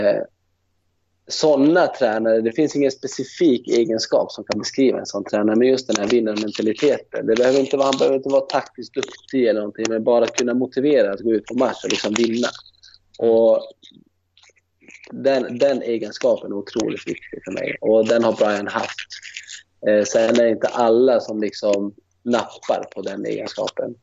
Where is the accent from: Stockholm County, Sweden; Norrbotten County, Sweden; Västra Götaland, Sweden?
Norrbotten County, Sweden; Luleå; moved away; Jag är från Luleå